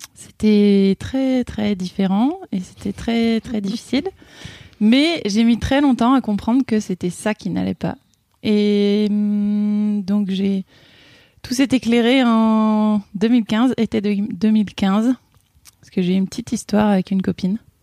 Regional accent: Ain, Auvergne-Rhône-Alpes, France; moved away as an adult; also born or lived in Burgundy; now in Haute-Loire, France; Je suis originaire de euh, Bourgogne et, j'ai grandi dans l'Ain, à la campagne.

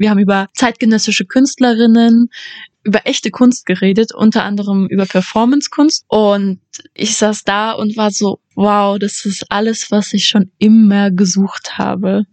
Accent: Leipzig, Saxony, Germany; moved away as an adult; now in Vienna, Austria; Ich war das erste Mal gestern in meiner Heimatstadt

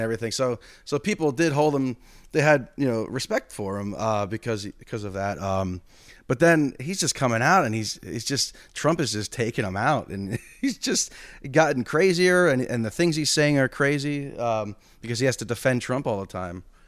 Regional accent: United States; as an American

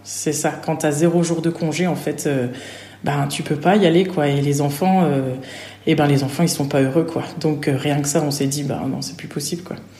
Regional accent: Nancy, Grand Est, France; moved away as an adult; also born or lived in Normandy; je suis originaire de Nancy

